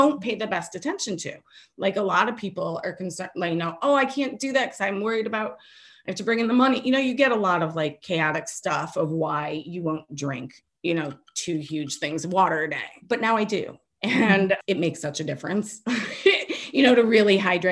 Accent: Michigan, United States; moved away; where I grew up in Michigan, because it was a Detroit address

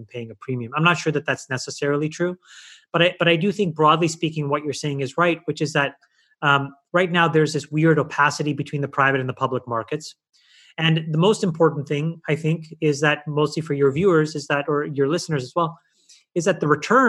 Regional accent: Ottawa, Ontario, Canada; moved away as an adult; also born or lived in Sri Lanka; now in United States; grew up in Canada, where I was part of the minority

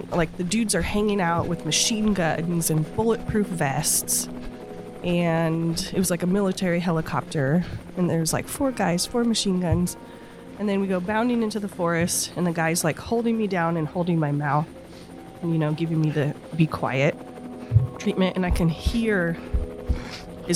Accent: Honeydew, California, United States; also born or lived in Los Angeles; I was born in Honeydew on Paradise Ridge during the war on drugs in 1980

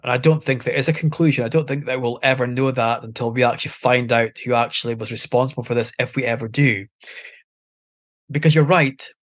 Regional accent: Aberdeen, Scotland, United Kingdom; I'm born and bred in Aberdeen

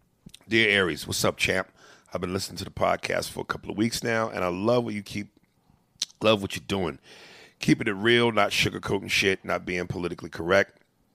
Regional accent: Brooklyn, New York, United States; I'm from Brooklyn too, nigga, Brownsville. Damn, nigga getting strong on me. To be exact, you know, growing up in Brooklyn, you got to have thick skin.

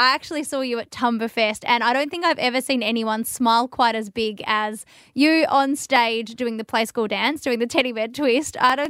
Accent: Western Australia, Australia; you ended up in my home state of WA

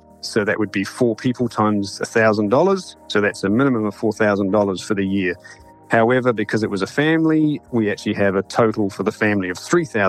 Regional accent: Dunedin, Otago, New Zealand; moved away as an adult; now in North Carolina, United States; I grew up in Dunedin, actually.

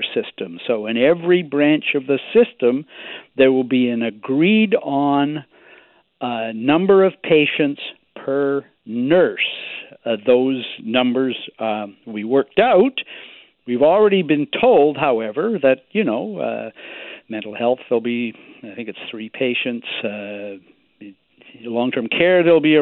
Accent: British Columbia, Canada; as British Columbians

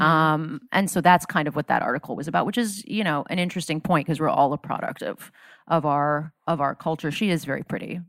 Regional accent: South Florida, United States; I grew up in South Florida

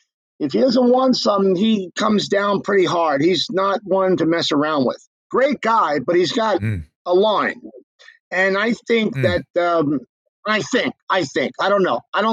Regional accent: New York City, New York, United States; moved away as an adult; now in Los Angeles, United States; as a New Yorker, and even a guy who's lived in LA for 20 years

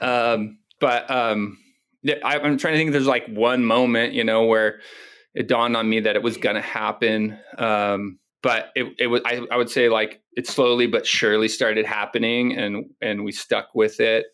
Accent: Ventura, California, United States; also born or lived in Oxnard / Hawaii; growing up in Ventura and Oxnard and area up here

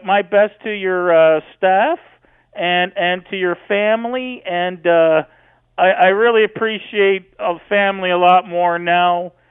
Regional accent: Canada; I'm glad I live in Canada, and I'm glad, I'm glad I'm a Canadian guy

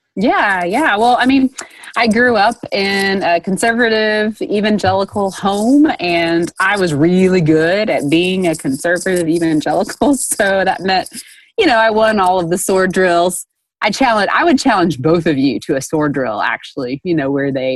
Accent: Dayton, Tennessee, United States; Bryan College in Dayton, Tennessee, which is my hometown

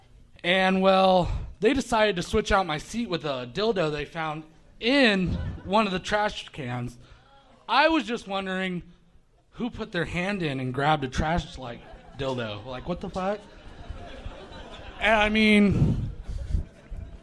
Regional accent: Corning, California, United States; I'm not even from San Francisco. I'm actually from Corning

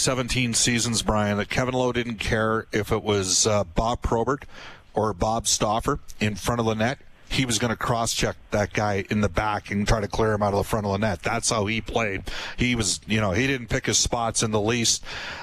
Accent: Western Canada, Canada; I'm from Western Canada.

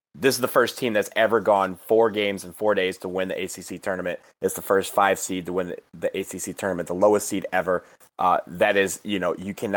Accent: Michigan, United States; now in Washington, D.C., United States; I'm from Michigan

